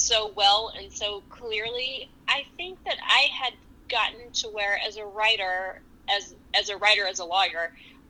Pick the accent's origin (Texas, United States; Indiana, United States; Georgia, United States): Texas, United States; now in New York, United States; as a Texan